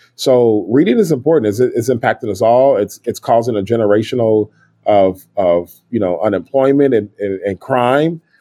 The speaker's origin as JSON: {"language": "English", "town": "Kansas City", "region": "Missouri", "country": "United States", "tie": "born or raised there", "said": "I grew up in Kansas City, Missouri."}